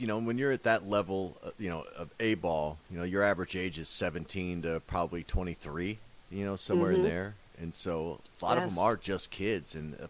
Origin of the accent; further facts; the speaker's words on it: Kansas City, United States; moved away; I'm originally from Kansas City